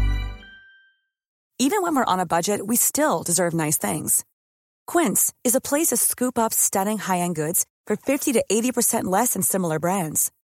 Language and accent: English; Arizona, United States; I'm from Arizona